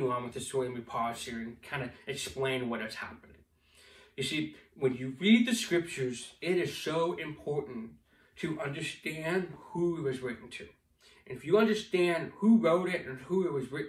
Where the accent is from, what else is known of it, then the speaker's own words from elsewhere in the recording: St. Clair Shores, Michigan, United States; I grew up here in Roseville and St. Clair Shores area, and I graduated in Lakeview High School right here at St. Clair Shores